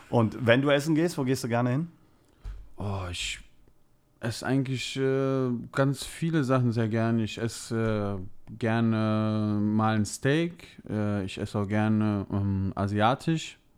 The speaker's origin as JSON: {"language": "German", "region": "Rhineland", "country": "Germany", "said": "da es meine Heimat ist, äh, sage ich ganz klar Rheinland."}